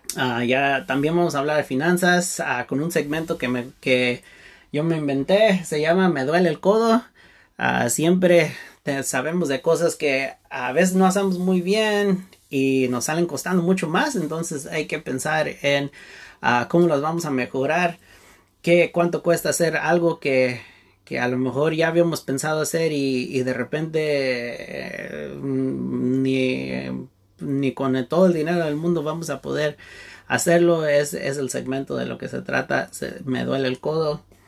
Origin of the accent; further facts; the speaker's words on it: Santa Barbara, California, United States; yo nací y vivo en Santa Bárbara, California